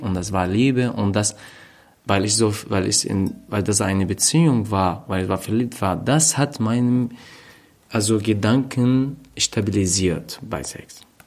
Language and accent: German; Raqqa, Raqqa Governorate, Syria; German is a second language; moved away as an adult; also born or lived in Hama, Syria; now in Berlin, Germany; in Raqqa, wo ich aufgewachsen bin.